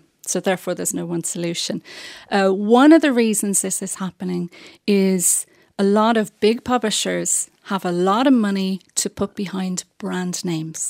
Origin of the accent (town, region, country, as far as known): Ireland